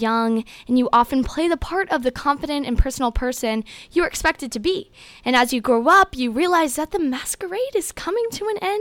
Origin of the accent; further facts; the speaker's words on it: Marietta, Georgia, United States; I'm from Marietta, Georgia